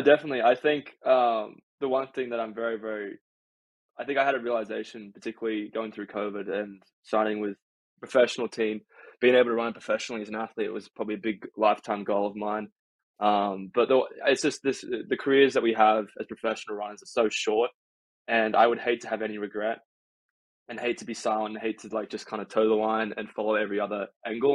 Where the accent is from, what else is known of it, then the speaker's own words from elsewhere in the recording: Australia; now in United States; I'm considered an American by some Aussies